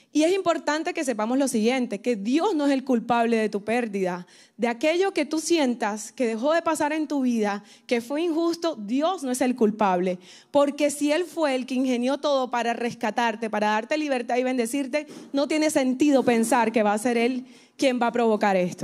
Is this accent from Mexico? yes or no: no; Colombia; now in Miami, United States; soy colombiana, tengo el honor, eso, aquí está Colombia presente